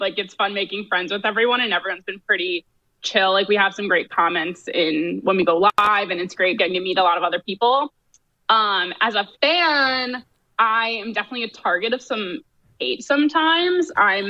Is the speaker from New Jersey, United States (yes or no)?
yes; New Jersey, United States; also born or lived in Washington, D.C.; now in California, United States; I grew up in Jersey. I went to school in D.C.